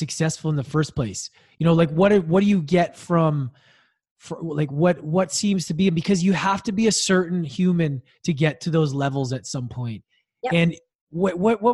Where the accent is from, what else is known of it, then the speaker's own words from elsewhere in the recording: Edmonton, Alberta, Canada; my arch rival growing up in Edmonton